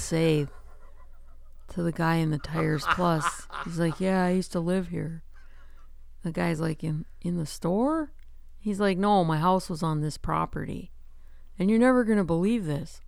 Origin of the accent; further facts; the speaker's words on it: Midwest, United States; accent: Midwest; my Midwest accent